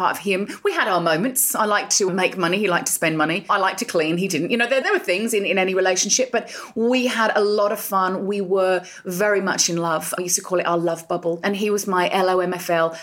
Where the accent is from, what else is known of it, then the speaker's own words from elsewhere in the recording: England, United Kingdom; moved away as an adult; now in Australia; I'm from England